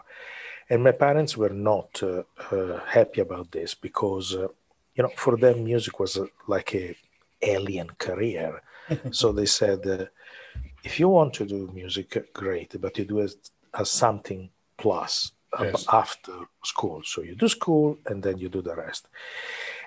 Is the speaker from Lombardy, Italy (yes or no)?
yes; Milan, Lombardy, Italy; English is a second language; moved away as an adult; I was born and raised in Milan